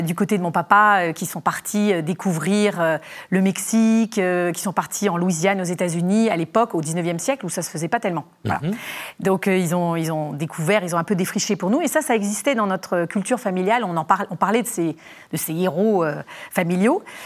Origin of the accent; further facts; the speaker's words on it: Légion d'honneur boarding school, Île-de-France, France; also born or lived in Dordogne; j'ai grandi à la Légion d'honneur dans, une pension de filles